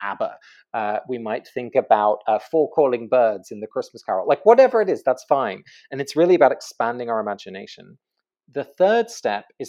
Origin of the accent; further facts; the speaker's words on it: England, United Kingdom; moved away; I grew up in England